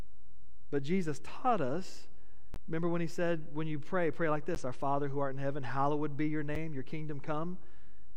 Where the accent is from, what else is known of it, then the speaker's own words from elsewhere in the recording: United States; As an American, it's been bred into me, into us, that we have the right to privacy